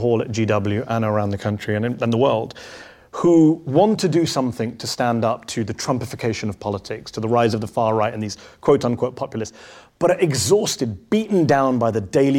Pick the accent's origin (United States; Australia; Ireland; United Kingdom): United Kingdom; I'm British